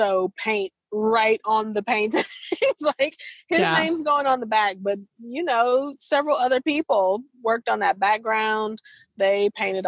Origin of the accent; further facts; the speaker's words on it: St. Louis, Missouri, United States; moved away; also born or lived in American South; I'm from St. Louis